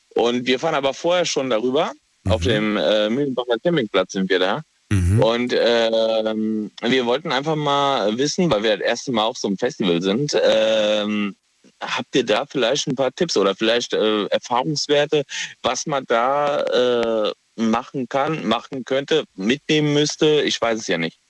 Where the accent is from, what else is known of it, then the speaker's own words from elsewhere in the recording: Kaiserslautern, Rhineland-Palatinate, Germany; Ich komme aus der Pfalz